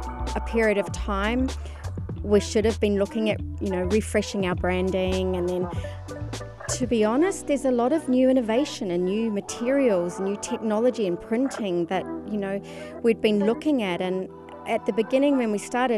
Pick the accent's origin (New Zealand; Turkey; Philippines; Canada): New Zealand; now in Dubai, United Arab Emirates; I'm originally a New Zealander